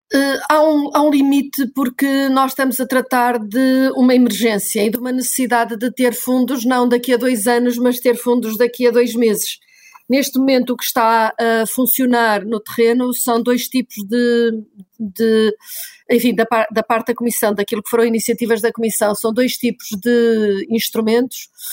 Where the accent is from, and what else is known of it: Portugal